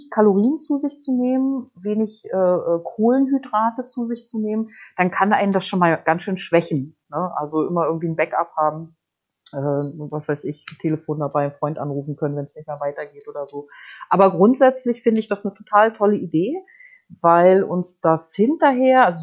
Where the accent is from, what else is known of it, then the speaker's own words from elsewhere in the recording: Baltic coast, Germany; Ich bin ja an der Ostsee aufgewachsen und angeln äh, also äh, ich bin auch mit der Angel in der Hand geboren, so